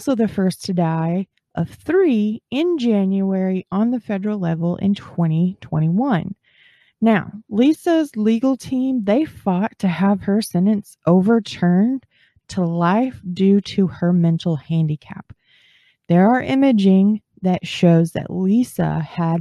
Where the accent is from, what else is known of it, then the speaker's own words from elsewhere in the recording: Texas, United States; I'm from Texas